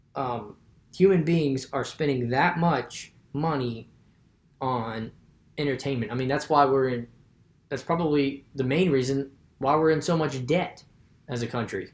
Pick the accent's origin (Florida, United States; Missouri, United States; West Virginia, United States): West Virginia, United States; I'm from West Virginia.